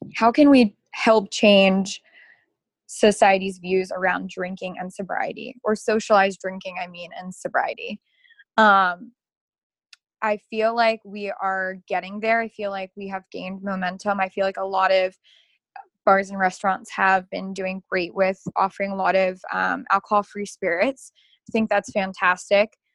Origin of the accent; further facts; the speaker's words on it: Dundalk, Maryland, United States; I'm, literally I'm from Baltimore, like born and bred. Um, yeah. I'm from Dundalk.